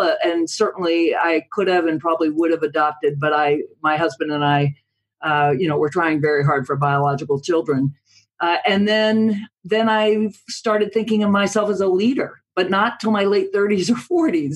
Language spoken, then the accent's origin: English; United States; as an American